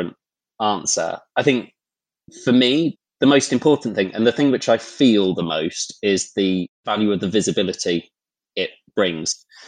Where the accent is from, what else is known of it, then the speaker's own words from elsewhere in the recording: London, United Kingdom; I grew up in London